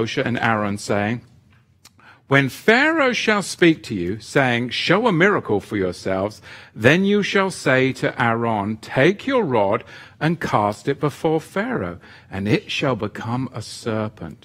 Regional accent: England, United Kingdom; moved away as an adult; when I was a boy growing up in England with the Church of England

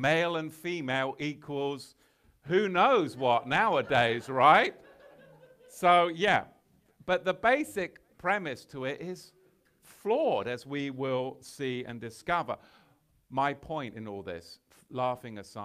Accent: England, United Kingdom; I'm from England

